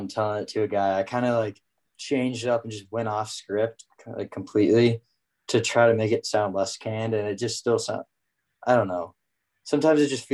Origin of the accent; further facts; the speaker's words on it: Minneapolis, Minnesota, United States; also born or lived in San Francisco, California; I'm originally from San Francisco, but I spent a lot of my childhood here in Minneapolis